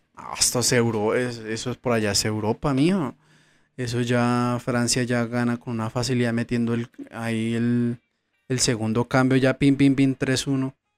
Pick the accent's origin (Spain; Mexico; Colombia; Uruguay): Colombia; aquí como colombianos